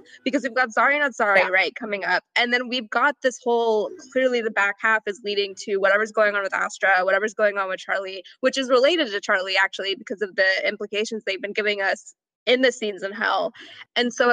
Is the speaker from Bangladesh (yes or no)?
yes; Bangladesh; I'm Muslim, but I'm from Bangladesh